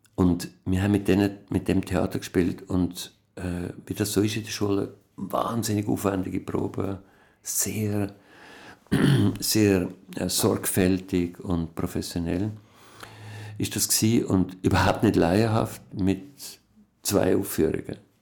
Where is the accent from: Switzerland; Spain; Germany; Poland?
Switzerland; Berg am Irchel, Zurich; also born or lived in Bern; ich bin in Bern geboren, in einem alten Haus muss man jetzt renovieren. Und ähm, dann ist mein Vater gestorben. Mein Vater hat sich umgebracht, als ich etwa zweieinhalb war. Und dann sind wir weg von Bern und aufs Land gezogen in Berg am